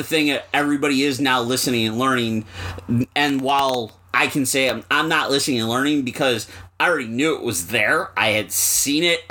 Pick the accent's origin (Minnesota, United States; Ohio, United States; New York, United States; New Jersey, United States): New York, United States; Buffalo; the area that I grew up in Buffalo, which at one point was a Polish neighborhood